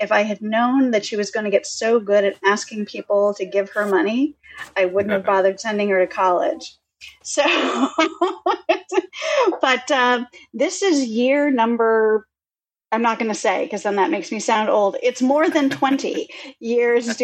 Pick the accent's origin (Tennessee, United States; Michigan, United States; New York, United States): Michigan, United States; Detroit; moved away; I was born and raised in the Detroit area, and I'm super proud about it